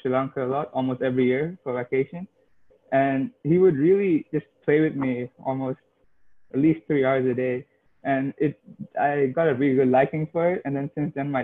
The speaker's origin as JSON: {"language": "English", "country": "Qatar", "tie": "born or raised there", "said": "when I was raised in Qatar"}